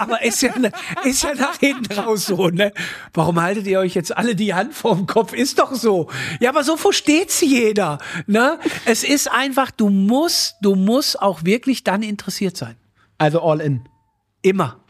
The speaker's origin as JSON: {"language": "German", "town": "Moers", "region": "North Rhine-Westphalia", "country": "Germany", "said": "ich komme aus Mörs"}